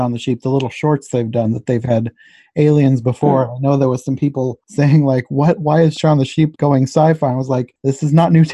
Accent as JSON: {"language": "English", "country": "United States", "said": "I'm American"}